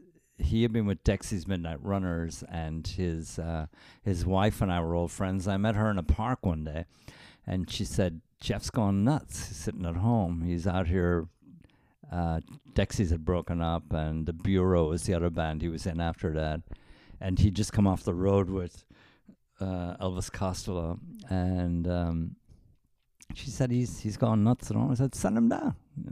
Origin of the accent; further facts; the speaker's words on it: Wexford, Leinster, Ireland; I come from Turner and Kerwin of Wexford, which was impossible to say.